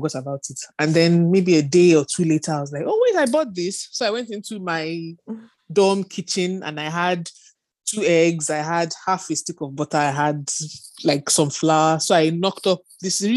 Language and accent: English; Northern Nigeria, Nigeria; moved away as an adult; also born or lived in United Kingdom; I grew up in Nigeria, in the north of Nigeria, with my dad, my mom, and my siblings